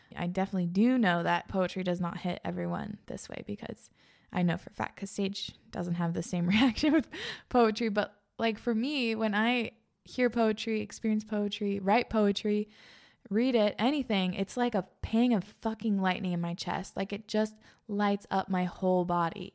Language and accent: English; East Coast, United States; also born or lived in Pacific Northwest; now in Iowa, United States; I grew up on the East Coast.